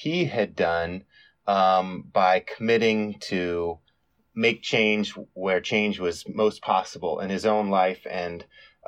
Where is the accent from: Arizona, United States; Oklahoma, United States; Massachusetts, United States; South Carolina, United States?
Arizona, United States; Tucson; in my hometown of Tucson, Arizona